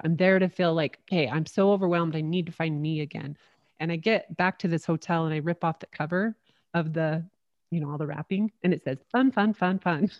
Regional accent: St. George, Utah, United States; moved away; back in my hometown of Saint George, Utah.

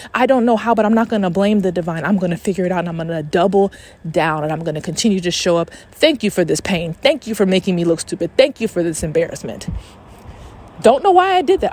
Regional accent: Atlanta, Georgia, United States; also born or lived in Texas; I'm from Atlanta

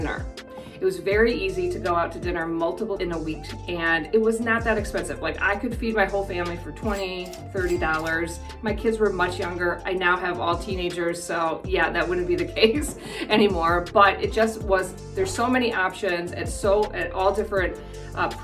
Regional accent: Midwest, United States; moved away as an adult; now in New Zealand; I'm from the Midwest

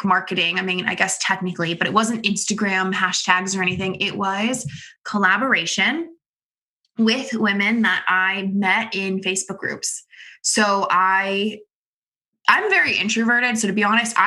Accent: Florida, United States; moved away as an adult; now in Connecticut, United States; I'm from Florida. I was born in Florida. I lived in Florida until I was 18 or 19 years

